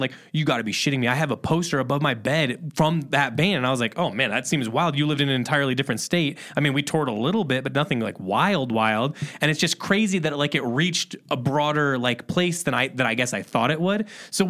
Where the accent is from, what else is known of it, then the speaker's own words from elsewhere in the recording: Indiana, United States; moved away; also born or lived in Chicago; I'm from Indiana originally and then was in Chicago for a long time.